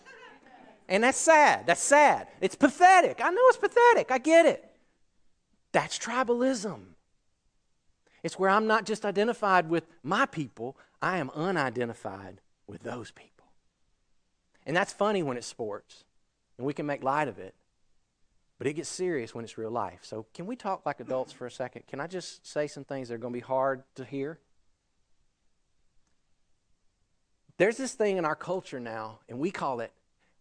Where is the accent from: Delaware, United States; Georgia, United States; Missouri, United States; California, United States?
Georgia, United States; I grew up in Georgia. It's all I've ever known